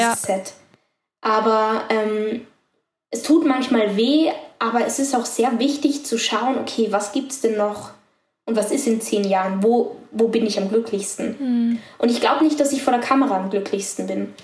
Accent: Tyrol, Austria; weil ich bin in Tirol aufgewachsen bei meiner Oma

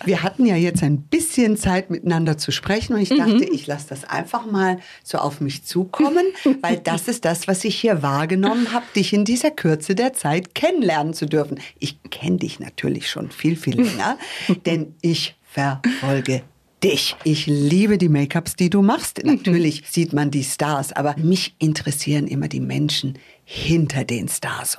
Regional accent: United States; now in Munich, Germany; ich bin ja Amerikanerin

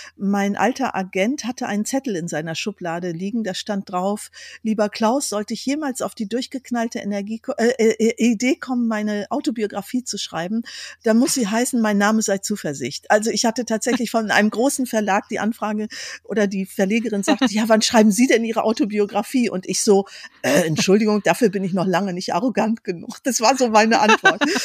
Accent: Tecklenburger Land, North Rhine-Westphalia, Germany; moved away as an adult; now in Iceland; dort, wo ich herkomme, aus dem Tecklenburger Land.

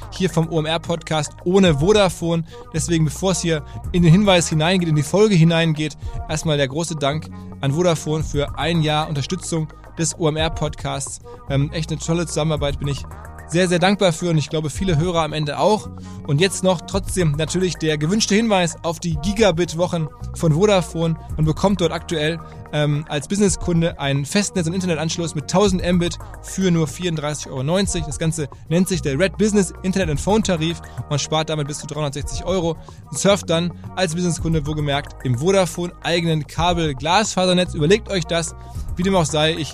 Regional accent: Hamm, North Rhine-Westphalia, Germany; also born or lived in Hanover; now in Zurich, Switzerland; aus jetzt mittlerweile Zürich, aber eigentlich gebürtig aus Hamm, ne? Hamm in Westfalen, in Hannover geboren. Ja, aber in, in Hamm aufgewachsen? In Hamm aufgewachsen, ja.

